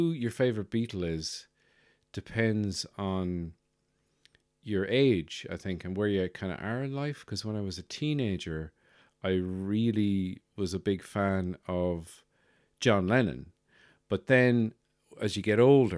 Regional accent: Birr, County Offaly, Ireland; moved away; my hometown in Burr County Offaly

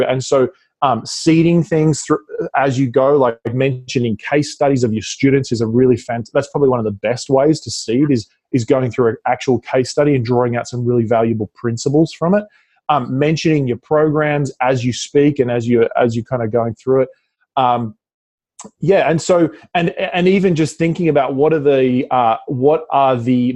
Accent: Australia; accent: Australian; my Australian accent

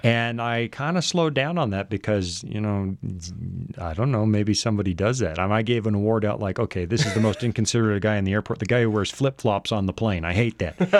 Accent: Salmon Arm, British Columbia, Canada; moved away; my hometown newspaper, the Salmon Arm Observer

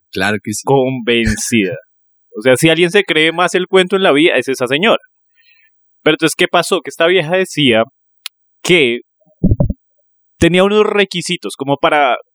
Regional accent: Neiva, Huila, Colombia; Solo que siento que cuando yo originalmente soy de allá, cuando yo voy allá, se me pega el acento.

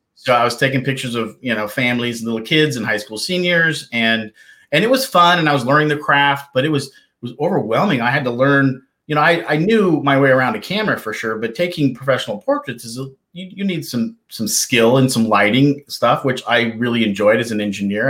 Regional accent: Kalispell, Montana, United States; moved away as an adult; also born or lived in East Coast; I was born and raised in the beautiful state of Montana and up in the northwest area called Kalispell

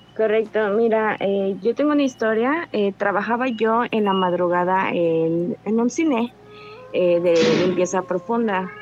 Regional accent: Cuernavaca, Morelos, Mexico; De Cuernavaca, Morelos

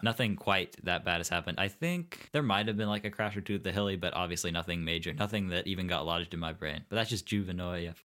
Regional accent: Bloomington, Indiana, United States; also born or lived in Saint Louis; I remember Bloomington. And Bloomington is truly my home

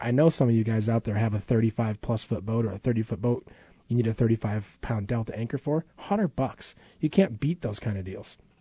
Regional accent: Midwest, United States; now in Alaska, United States; I grew up camping in the Midwest

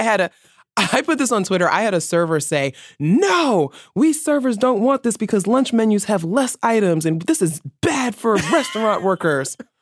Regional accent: New York City, New York, United States; I'm from the Bronx

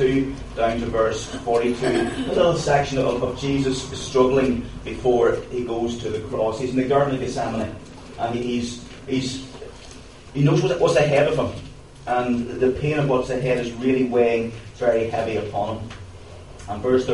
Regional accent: County Tyrone, Northern Ireland, United Kingdom; I come from Tyrone. I've lived there my whole life

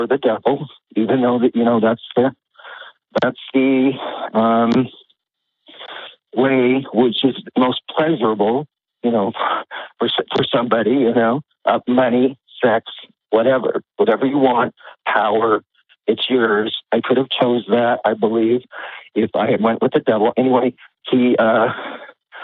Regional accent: United States; I was raised in America

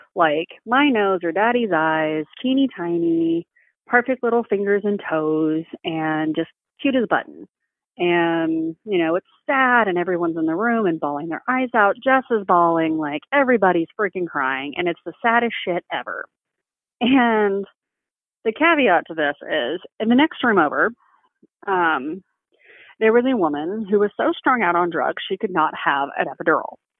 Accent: Texas, United States; I am from Texas

